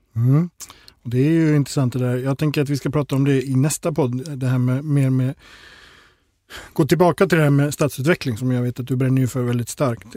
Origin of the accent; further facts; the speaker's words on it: Gothenburg, Västra Götaland, Sweden; som göteborgare